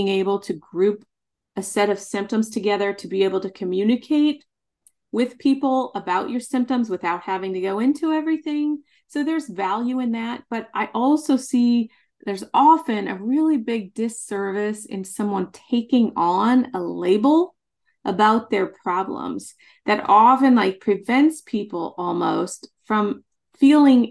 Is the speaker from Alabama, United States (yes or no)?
no; Nebraska, United States; I grew up in Nebraska in a very small town, like 500 people.